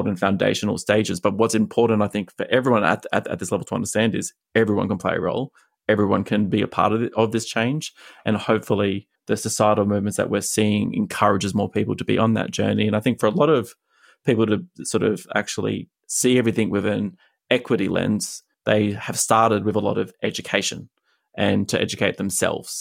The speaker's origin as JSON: {"language": "English", "country": "Australia", "moved": "yes", "lives_now": "United States", "said": "I'm an Australian living in America"}